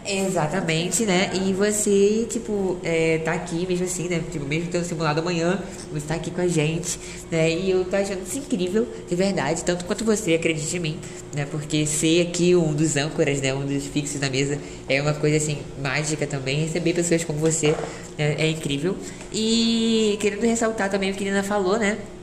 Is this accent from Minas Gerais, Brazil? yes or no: no; Rio de Janeiro, Brazil; Eu sou carioca